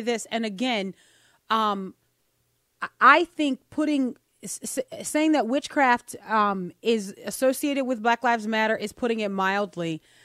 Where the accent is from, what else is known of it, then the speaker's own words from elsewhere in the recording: New Orleans, Louisiana, United States; also born or lived in Mississippi; now in Tupelo, United States; we're in Mississippi. This is our headquarters. We're originally from New Orleans. Sometimes you hear that come out